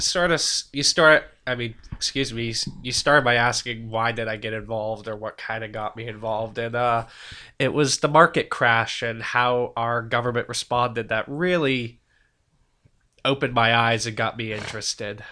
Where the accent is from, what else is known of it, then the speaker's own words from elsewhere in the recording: Milford, Massachusetts, United States; also born or lived in England; I'm from Milford, Massachusetts. Uh, been there for most of my life, at least since my formative years, uh, twelve, thirteen, about two thousand we moved there.